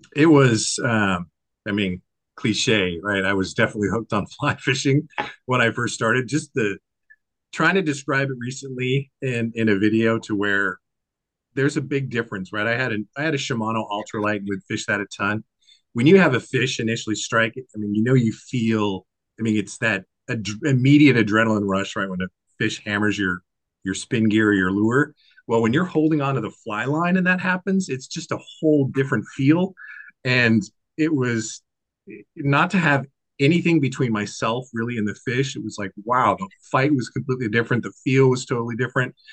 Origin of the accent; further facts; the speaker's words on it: Washington, United States; I'm born and raised in Washington State